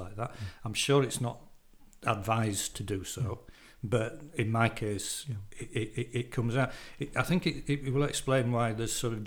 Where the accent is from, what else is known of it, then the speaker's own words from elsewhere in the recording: Morley, Yorkshire and the Humber, United Kingdom; I come from Morley